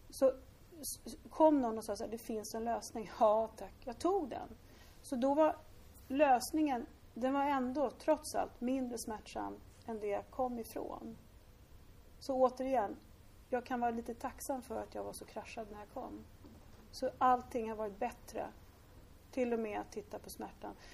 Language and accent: Swedish; Lidingö, Stockholm County, Sweden; Mina föräldrar var superrigida borgare, jag är uppväxt på Lidingö.